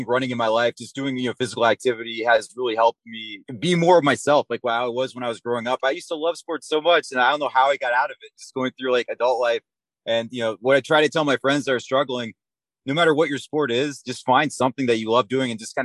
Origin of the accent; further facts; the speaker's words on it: Virginia, United States; I'm from Virginia